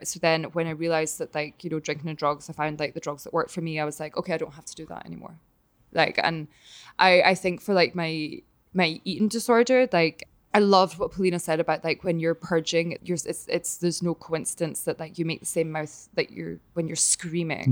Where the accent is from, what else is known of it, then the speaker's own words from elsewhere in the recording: Glasgow, Scotland, United Kingdom; moved away; also born or lived in Connecticut / New York; still in, in Glasgow and my hometown